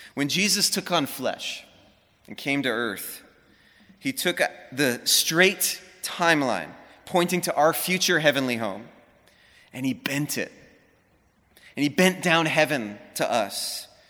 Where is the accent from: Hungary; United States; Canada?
United States; Honolulu, Hawaii; moved away as an adult; also born or lived in Los Angeles; I grew up in Hawaii, Honolulu, right in the middle of the city